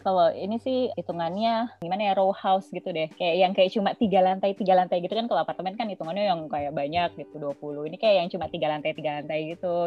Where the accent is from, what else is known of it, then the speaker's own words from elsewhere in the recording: Indonesia; moved away as an adult; now in Netherlands; gue orang Indo